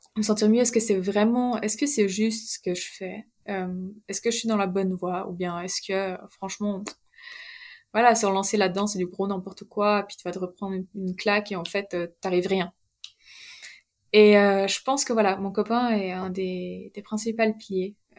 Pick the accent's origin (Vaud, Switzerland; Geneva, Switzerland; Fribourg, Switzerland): Vaud, Switzerland; Chardonne; also born or lived in German-speaking Switzerland; quand je suis chez mes parents, là où j'ai grandi à Chardin